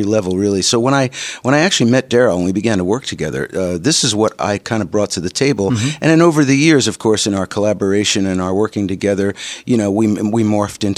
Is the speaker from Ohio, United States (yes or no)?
no; North Wales, Pennsylvania, United States; also born or lived in New York City / Philadelphia; it was in the little town in Pennsylvania called North Wales, Pennsylvania, only about 2,000 people, and it has since become the suburbs of Philadelphia, of course. But in those days, it was a really rural little town, little railroad stop, and that's where I grew up